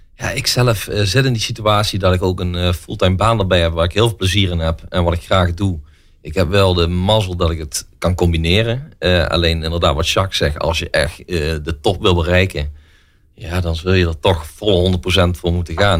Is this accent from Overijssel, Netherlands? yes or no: no; Venlo, Limburg, Netherlands; also born or lived in Eindhoven; Ik eh, kom uit Venlo. Ik woon in Venlo in ieder geval. Ik ben in Eindhoven geboren. Eh, zes jaar van mijn leven gewoond. En eh, sindsdien eh, naar Venlo En daar woon ik nog steeds